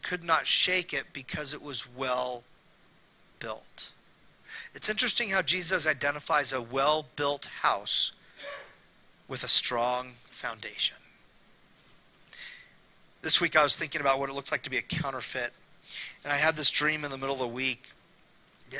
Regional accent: Temecula, California, United States; also born or lived in Fullerton, California; My mom moved us to Temecula, and I grew up there the rest of my childhood, early adulthood.

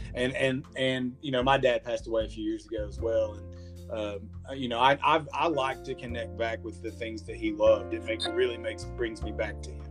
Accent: Clinton, United States; I grew up here in Clinton

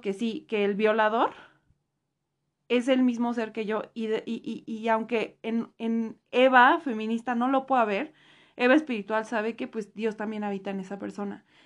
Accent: Mexico; nos cuesta muchísimo, en general como mexicanos

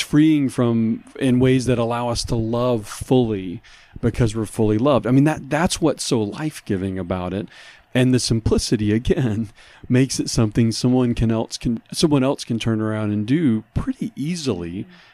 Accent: New Orleans, Louisiana, United States; he and I both had been discipled growing up in New Orleans

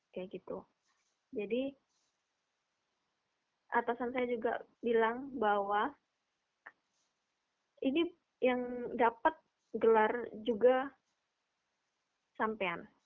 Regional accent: East Java, Indonesia; saya dari Jawa Timur nanti harus ke Jakarta buat uh, dari Jakarta ke Budapest

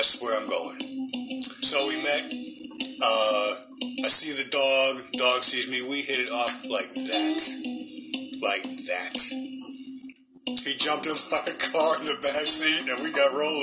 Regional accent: Boston, Massachusetts, United States; we were raised up in the Boston area, so we had snow in the wintertime

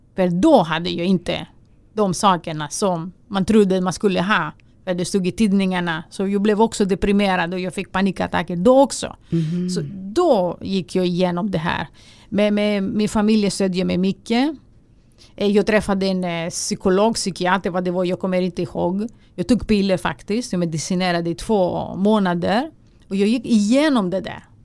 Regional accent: Greece; Swedish is a second language; moved away as an adult; now in Sweden; man lever i en, eh, i en grekisk familj

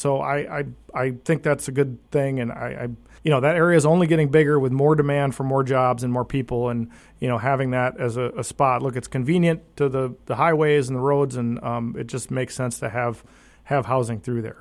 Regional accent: Wausau, Wisconsin, United States; moved away; I'm from Wausau.

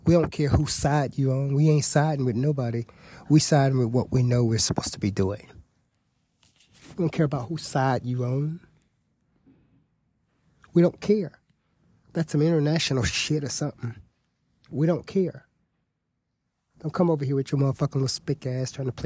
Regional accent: United States; I'm an American

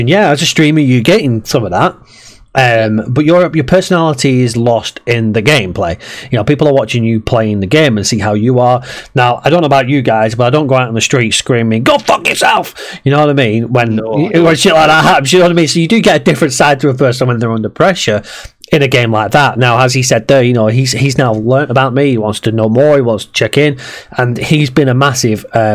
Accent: Preston, North West England, United Kingdom; I'm from Preston as well

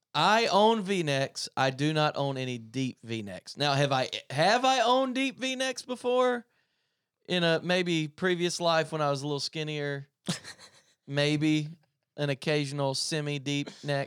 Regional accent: Tigerville, South Carolina, United States; I grew up in Greenville, South Carolina. I actually grew up in a place called Tigerville, South Carolina, which is literally a crossroads, and North Greenville University is there.

